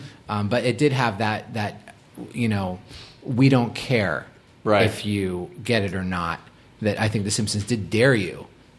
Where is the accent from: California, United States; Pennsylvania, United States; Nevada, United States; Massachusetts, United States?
Massachusetts, United States; Boston; Again, I was from Boston. I was not like a cool kid.